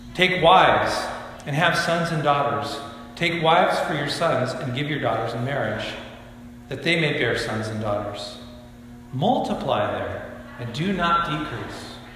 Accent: Bend, Oregon, United States; moved away as an adult; also born or lived in Spokane, Washington; now in Camano Island, United States; I grew up in Bend, Oregon, and I, I have a lot of pride in my hometown.

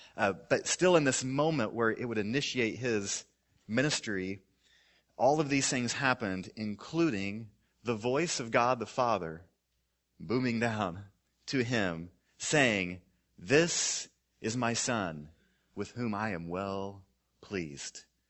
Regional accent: Missouri, United States; I grew up in Missouri

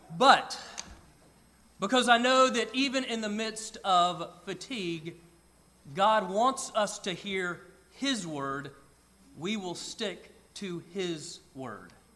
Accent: Georgia, United States; I grew up in Georgia

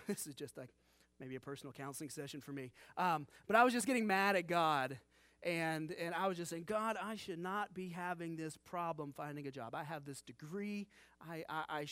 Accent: Cincinnati, Ohio, United States; My wife and I, we grew up here in Ohio in the Cincinnati area

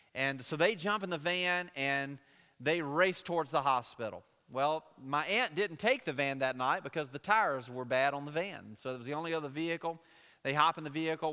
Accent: Laurel, Mississippi, United States; I'm from Jones County, from Laurel

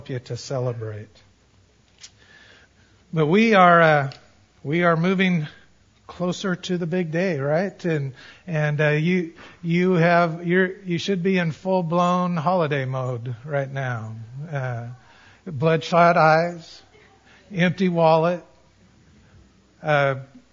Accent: Colorado, United States; I grew up in Colorado

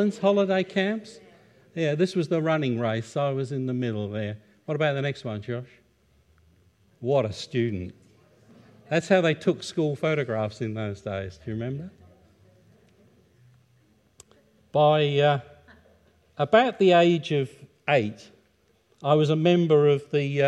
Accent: Ipswich, East of England, United Kingdom; I was born in the United Kingdom in 1951, in a town on the east coast called Ipswich, which is in Suffolk.

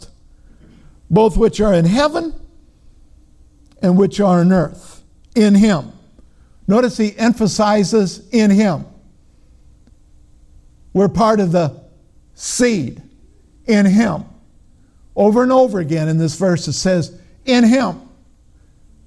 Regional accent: Minnesota, United States; I'm from Minnesota, you know, but even in Minnesota, has is past tense

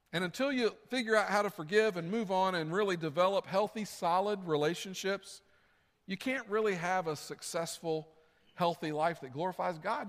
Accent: the South, United States; I grew up in the South. That's what we said, y'all come

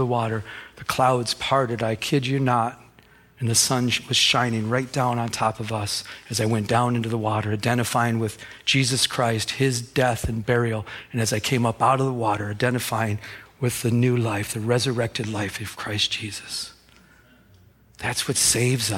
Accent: Michigan, United States; I'm from Michigan

